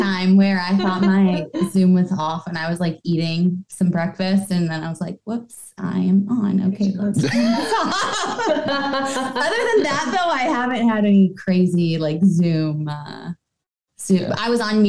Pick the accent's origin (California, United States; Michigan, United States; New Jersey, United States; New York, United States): New York, United States; Buffalo; I'm from Buffalo, so